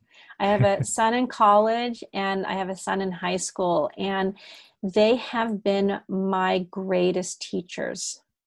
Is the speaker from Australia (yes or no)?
no; Germany; accent: German; first language German; also born or lived in Amsterdam, Netherlands; even though I speak English very well, German is actually my first language. I was born in Amsterdam. I spoke Dutch and English. And then I moved to Germany when I was 3 and a half, and I picked up German instantly.